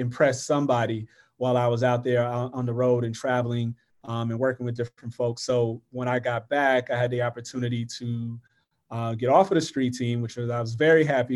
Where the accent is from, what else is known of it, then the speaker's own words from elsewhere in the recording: Florida, United States; moved away as an adult; also born or lived in New York City; I grew up in Florida.